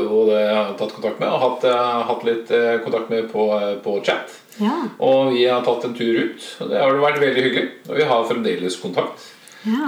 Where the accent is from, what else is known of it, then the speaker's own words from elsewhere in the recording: Oslo, Norway; now in Moss, Norway; Jeg er opprinnelig fra Oslo